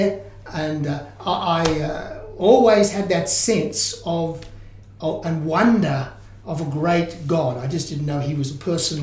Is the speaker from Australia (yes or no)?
yes; Melbourne, Victoria, Australia; I was born in Melbourne.